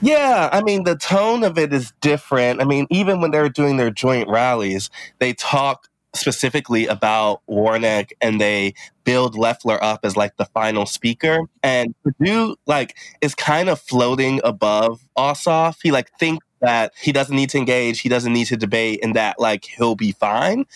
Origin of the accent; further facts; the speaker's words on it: Midwest, United States; as a Midwesterner